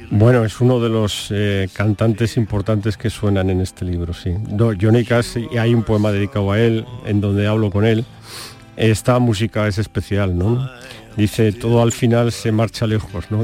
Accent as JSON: {"language": "Spanish", "town": "Calanda", "region": "Aragon", "country": "Spain", "said": "Yo soy del mismo sitio donde nació Buñuel, soy eh, aragonés"}